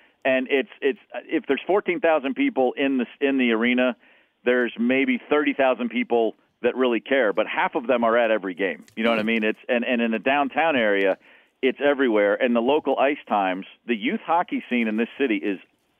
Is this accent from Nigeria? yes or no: no; Kentucky, United States; also born or lived in Baltimore; now in Nashville, United States; I grew up in Kentucky, an hour north of here, so I've known Nashville really since I was 10 when I moved there from Baltimore.